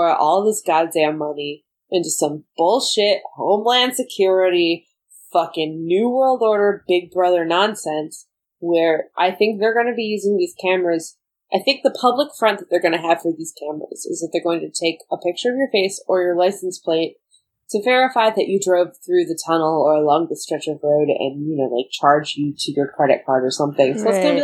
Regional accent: upstate New York, United States; accent: upstate New York; my accent allegedly sounds like it because I'm from upstate New York, which is similar to the Chicago accent

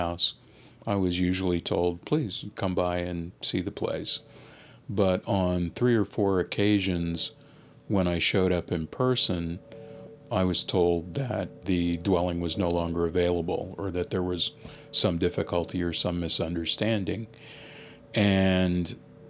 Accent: Los Angeles, California, United States; first language English; also born or lived in Philadelphia, Pennsylvania; When I moved from Philadelphia to Los Angeles, the neighborhood that I lived in initially was a multiracial neighborhood

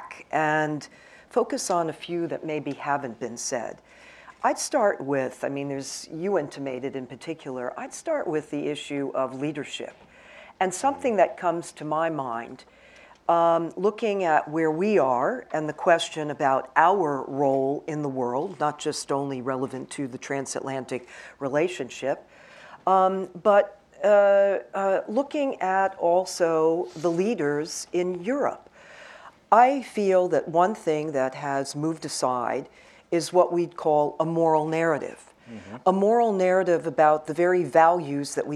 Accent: United States; I'm the American on this panel

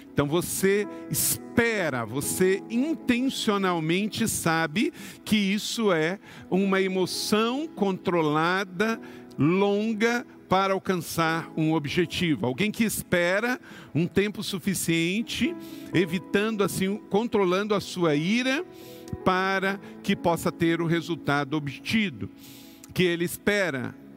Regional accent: Macaé, Rio de Janeiro, Brazil; Eu nasci em Córrego do Ouro quinto distrito de Macaé, no interior do estado do Rio

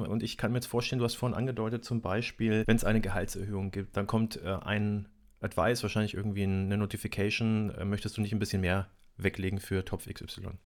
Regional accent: Nuremberg, Bavaria, Germany; ich bin in Nürnberg aufgewachsen

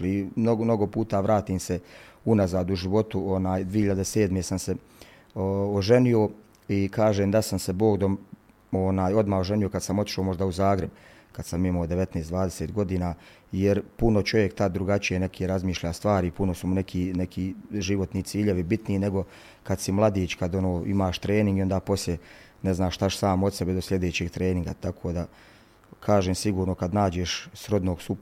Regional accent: Sarajevo, Federation of Bosnia and Herzegovina, Bosnia & Herzegovina; moved away as an adult; also born or lived in Travnik; now in Mostar, Bosnia and Herzegovina; pa sam spominjao da mi je drago kad već nismo mogli u Mostaru da igramo u mom rodnom gradu i onda upoznali su da sam iz Sarajeva

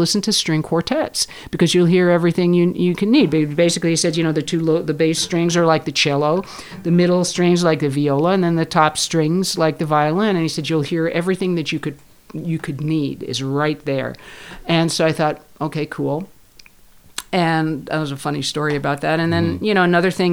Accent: New York, United States; moved away as an adult; also born or lived in San Francisco; I'm from New York.

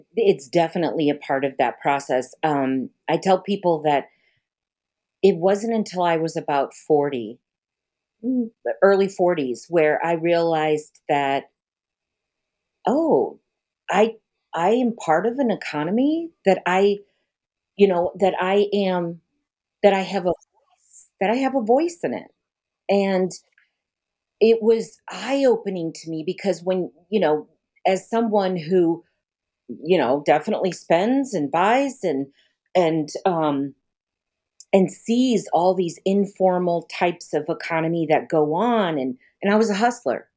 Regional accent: Denver, Colorado, United States; also born or lived in Pine Ridge Reservation, South Dakota; now in New Haven, Missouri, United States; I was born in Denver

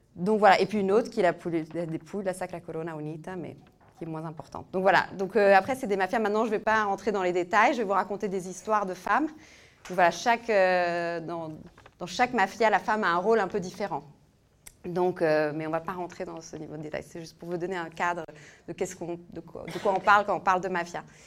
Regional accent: northern Italy, Italy; moved away; j'ai grandi en Italie, euh, mais en Italie du Nord

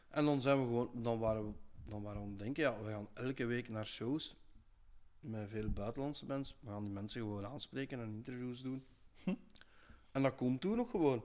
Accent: Kortrijk-Dutsel, Flanders, Belgium; er waren allemaal bands van bij ons in het dorp, vanuit Kortrijk Doetsel

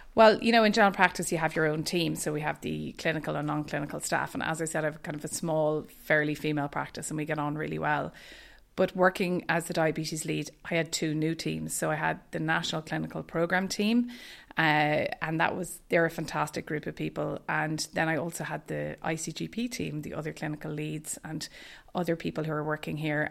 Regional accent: Dublin, Leinster, Ireland; moved away as an adult; also born or lived in Boston; now in Ballincollig, Ireland; I am from Dublin, so I grew up in Castleknock

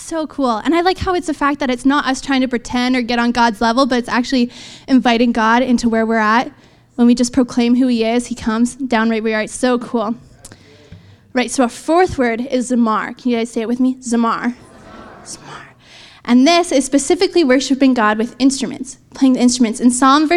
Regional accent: Canada; I'm Canadian, so proud.

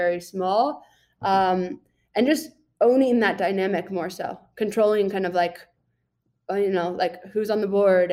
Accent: Boulder, Colorado, United States; also born or lived in Austin, Texas; now in Tucson, United States; I grew up in Boulder, Colorado

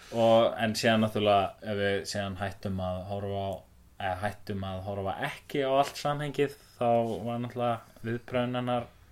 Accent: Akureyri, Northeastern Region, Iceland; ég er frá Akureyri

